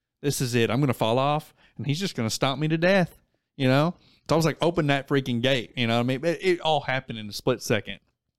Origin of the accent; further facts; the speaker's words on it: Wilburton, Oklahoma, United States; Yeah. We're all from Wilburton.